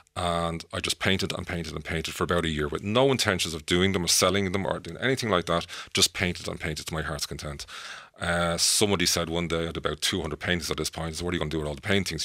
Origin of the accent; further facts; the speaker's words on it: Dublin, Leinster, Ireland; when I was a child growing up in Artane, Dublin